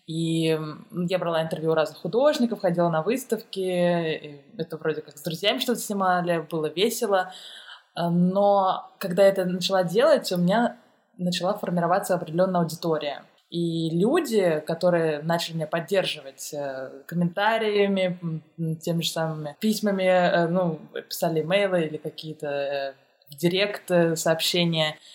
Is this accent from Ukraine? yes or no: no; Tashkent, Uzbekistan; moved away as an adult; also born or lived in Moscow, Russia; now in Germany; Я сама из Ташкента, и я ходила еще тогда э, в художественную школу